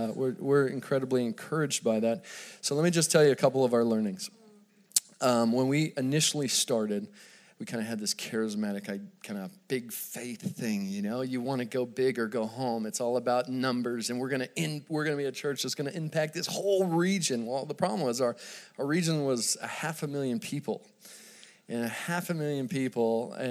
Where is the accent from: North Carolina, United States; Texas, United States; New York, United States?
Texas, United States; Dallas; I grew up in Dallas, Texas.